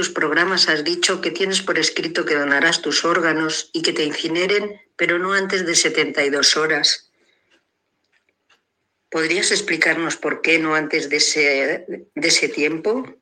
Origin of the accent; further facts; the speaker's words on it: Salamanca, Castile and León, Spain; soy una salmantina